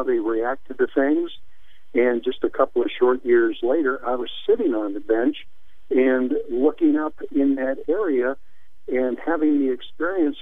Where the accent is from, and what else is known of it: St. Louis, Missouri, United States; born or raised there